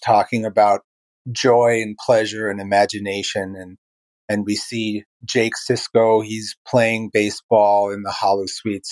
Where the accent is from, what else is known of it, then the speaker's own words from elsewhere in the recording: New York City, New York, United States; now in Baltimore, United States; I live in Baltimore, Maryland. I come from Brooklyn, New York